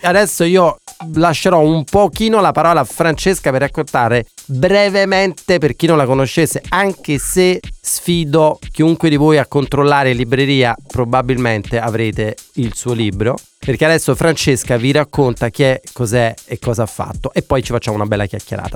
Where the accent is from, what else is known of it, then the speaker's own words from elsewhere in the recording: Naples, Campania, Italy; sono di Napoli